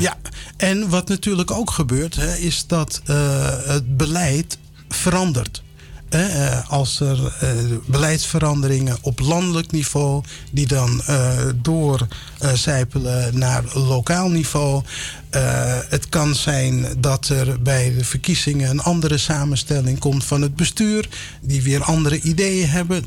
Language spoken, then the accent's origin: Dutch; Amsterdam, North Holland, Netherlands; also born or lived in Suriname; opgegroeid in Amsterdam